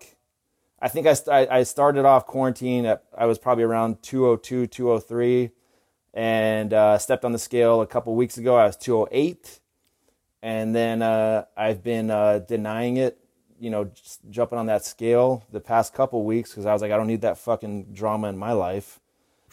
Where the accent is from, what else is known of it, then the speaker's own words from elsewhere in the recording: Ramona, California, United States; I'm from Ramona, California.